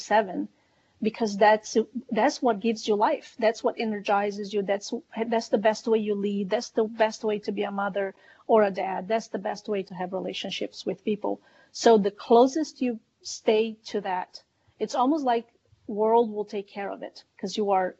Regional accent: Brazil; I was born in Brazil, raised in Brazil

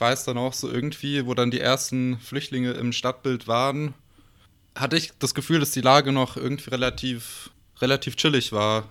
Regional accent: Bosnia & Herzegovina; Also ich bin selber aus Bosnien

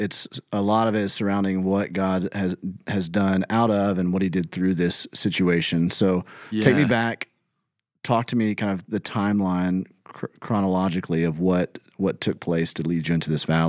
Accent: Birmingham, Alabama, United States; No, I grew up in Birmingham and went and graduated from Tuscaloosa County High School. We moved to Tuscaloosa right before my senior year of high school.

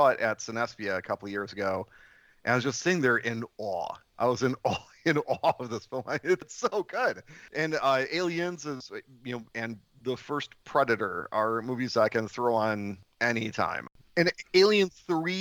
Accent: Chicago, Illinois, United States; I am from Chicago, Illinois

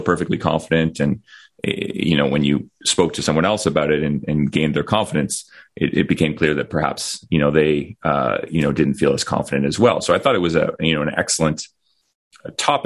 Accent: Ottawa, Ontario, Canada; moved away as an adult; I'm an intensivist from Ottawa, Canada. I was actually born here in Ottawa and then went off and did medical training in various places around the world. And I've settled back here over the last 9 years.

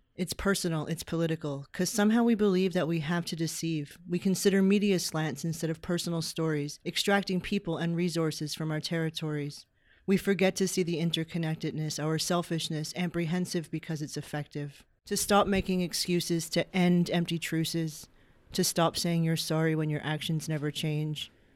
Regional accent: Happy Valley-Goose Bay, Newfoundland and Labrador, Canada; I'm originally from Happy Valley Goose Bay in Labrador

